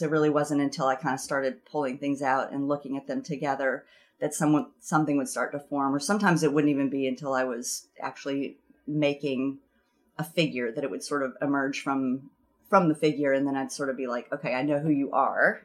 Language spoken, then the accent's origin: English; the South, United States; moved away as an adult; now in Vermont, United States; growing up in the South, the culture of the South had more of an influence on what I was making